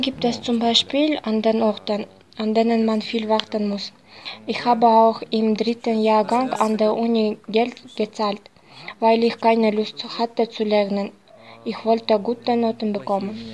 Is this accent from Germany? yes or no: no; Osh, Osh Region, Kyrgyzstan; Ich bin in Osch geboren und mache verschiedene Arbeiten